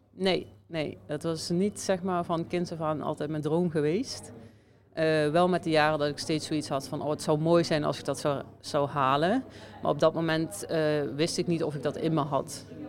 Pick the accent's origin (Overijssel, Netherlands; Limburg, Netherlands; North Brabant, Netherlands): Limburg, Netherlands; Venray; moved away as an adult; now in Slovenia; Venray. Dus, dicht bij of, ja, mijn geboorteplaats